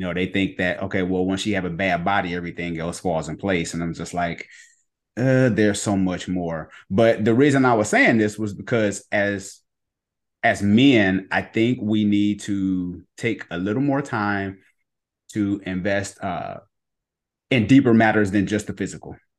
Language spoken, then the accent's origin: English; Ohio, United States; moved away; also born or lived in Cleveland; my old pastor back in Cleveland. I'm from Ohio